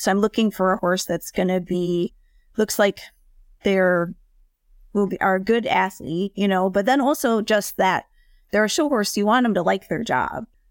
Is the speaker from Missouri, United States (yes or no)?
no; Minneapolis, Minnesota, United States; also born or lived in Chapel Hill, North Carolina; I'm from Minneapolis originally